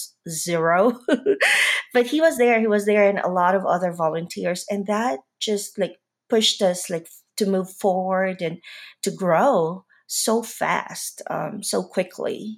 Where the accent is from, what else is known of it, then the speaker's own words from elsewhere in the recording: Manila, Metro Manila, Philippines; moved away as an adult; now in Atlanta, United States; I grew up in Manila. I grew up in the Philippines. I stayed there till college